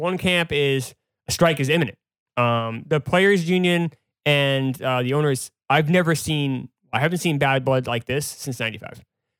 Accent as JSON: {"language": "English", "region": "New Hampshire", "country": "United States", "tie": "born or raised there", "moved": "yes", "lives_now": "New York, United States", "said": "growing up in New Hampshire"}